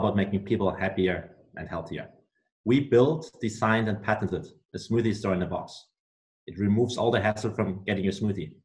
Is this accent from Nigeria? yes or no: no; Germany; moved away as an adult; now in United States; I'm originally from Germany. I came to the US 3 years ago to do my MBA